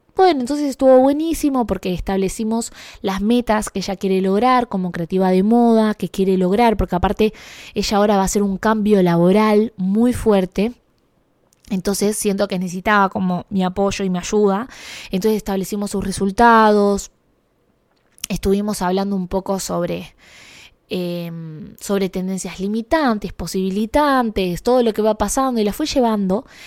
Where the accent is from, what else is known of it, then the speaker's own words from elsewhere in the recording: Argentina; moved away as an adult; now in Canada; ser latina, ser argentina